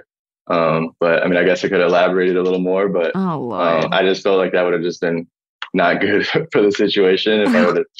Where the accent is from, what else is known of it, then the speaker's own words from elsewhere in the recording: Minnesota, United States; I was from Minnesota